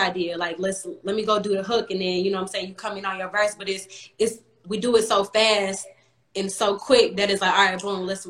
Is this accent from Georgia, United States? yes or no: yes; Atlanta, Georgia, United States; moved away as an adult; also born or lived in Los Angeles; I'm from Atlanta